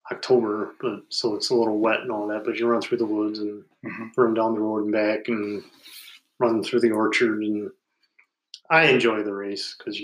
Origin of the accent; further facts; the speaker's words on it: Germany; born there; I was born in Germany.